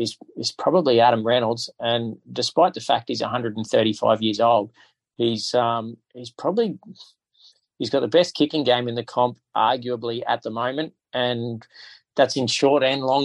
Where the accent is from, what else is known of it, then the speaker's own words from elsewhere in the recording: Queensland, Australia; as a Queenslander